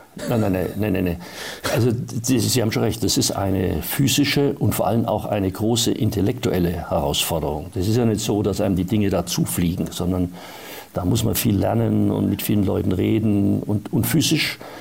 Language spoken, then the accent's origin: German; Erlangen, Bavaria, Germany; also born or lived in Munich; ich bin dorthin gefahren, wo ich aufgewachsen bin, wo meine Familie gelebt hat, nämlich nach Erlangen.